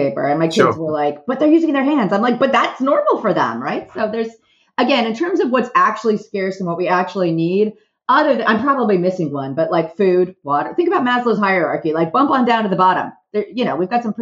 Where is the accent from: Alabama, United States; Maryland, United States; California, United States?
California, United States; Southern; I am from Southern California